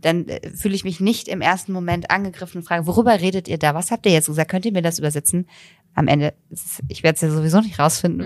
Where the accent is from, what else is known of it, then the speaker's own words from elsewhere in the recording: Bonn, North Rhine-Westphalia, Germany; moved away; Bonn ist meine Heimatstadt